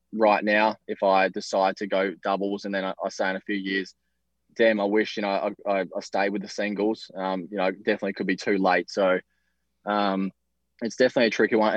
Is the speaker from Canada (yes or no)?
no; Australia; us Aussies, we stick together.